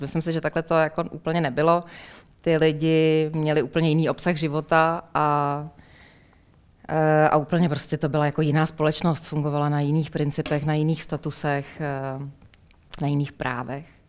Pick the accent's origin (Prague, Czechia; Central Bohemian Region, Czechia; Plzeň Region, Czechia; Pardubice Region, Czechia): Plzeň Region, Czechia; Plzeň